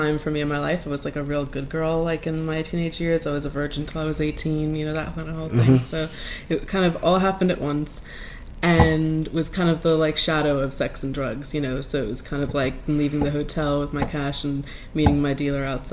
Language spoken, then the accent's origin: English; New York City, New York, United States; moved away as an adult; also born or lived in London; now in Brooklyn, United States; I grew up in Queens